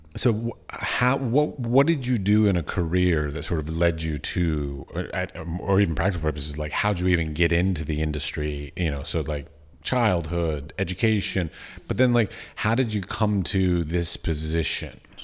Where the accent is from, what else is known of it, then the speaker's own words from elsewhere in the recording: United States; as an American